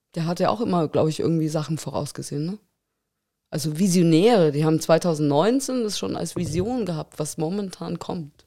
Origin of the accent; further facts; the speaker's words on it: Munich, Bavaria, Germany; now in Tegernsee, Germany; ich bin in München aufgewachsen